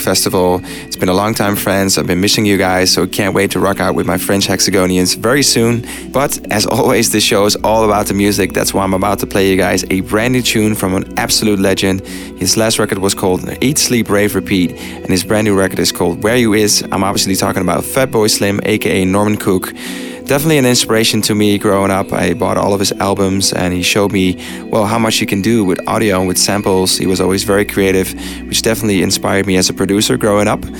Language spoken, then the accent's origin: English; Amsterdam, North Holland, Netherlands; Rocked out at Don't Let Daddy Know in my hometown, Amsterdam